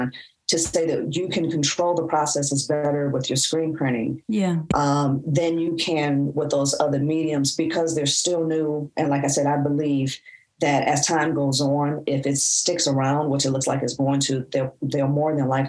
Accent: Detroit, Michigan, United States; we're Detroit natives

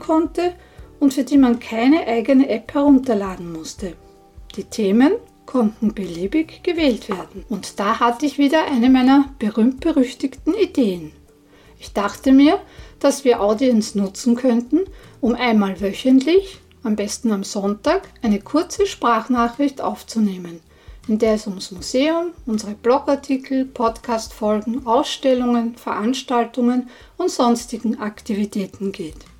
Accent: Austria; bei uns in Österreich

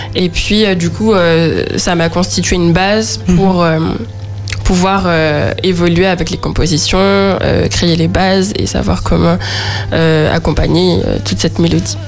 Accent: Le Robert, Martinique; also born or lived in Schœlcher; je viens du Robert

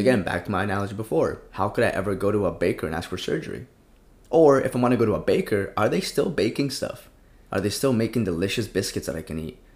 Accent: Colombia; now in United States; I grew up in Colombia, came into the States

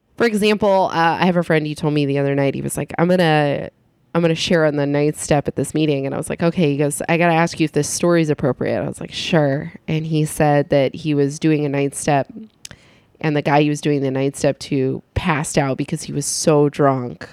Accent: San Luis Obispo County, California, United States; I'm from San Luis Obispo County

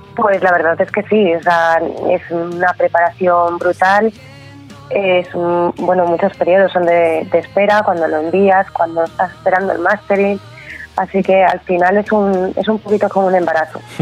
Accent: Valladolid, Castile and León, Spain; yo soy de aquí de Valladolid

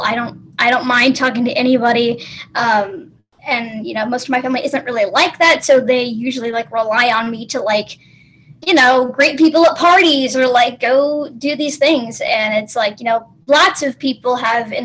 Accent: the South, United States; I am from the States, from the South.

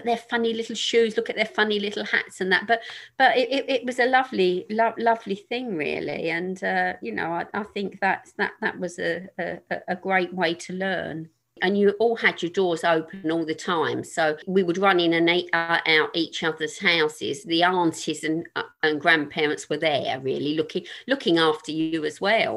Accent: London, United Kingdom; I grew up in North Woolwich

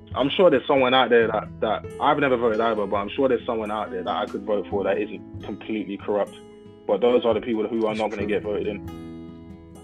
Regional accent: United Kingdom

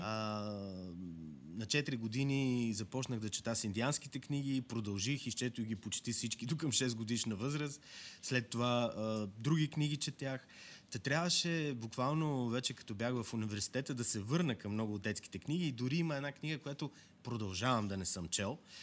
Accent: Yambol, Yambol Province, Bulgaria; аз съм от Ямбол

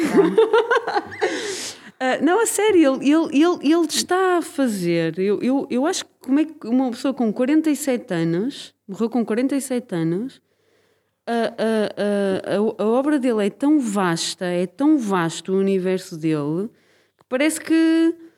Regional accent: Braga, Norte, Portugal; now in Lisbon, Portugal; Quer dizer, eu sou de Braga, mas. Sou de Braga? Eu neste momento não sou, sou mais de Lisboa do que sou de Braga

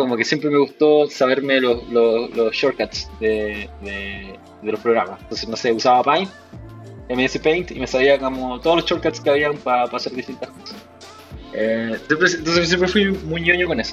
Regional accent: Rancagua, O'Higgins, Chile; moved away as an adult; now in Santiago, Chile; soy oriundo de Rancagua, nací en Rancagua

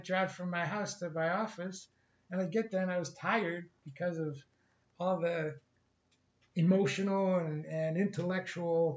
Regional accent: Ohio, United States; now in California, United States; I grew up in Ohio

